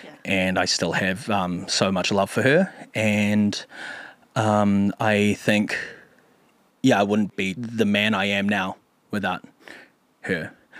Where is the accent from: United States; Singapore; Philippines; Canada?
Philippines; because we're both Filipino comics